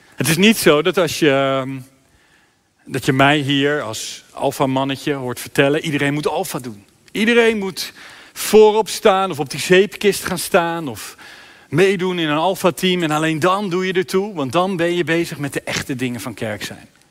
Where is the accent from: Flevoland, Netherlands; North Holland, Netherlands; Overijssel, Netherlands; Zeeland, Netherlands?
Zeeland, Netherlands; Sluis; in mijn stadje, in mijn sluis